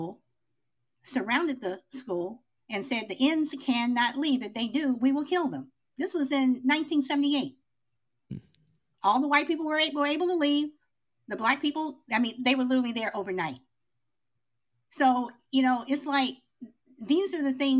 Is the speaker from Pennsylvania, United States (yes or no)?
no; Chicago, Illinois, United States; I grew up in Chicago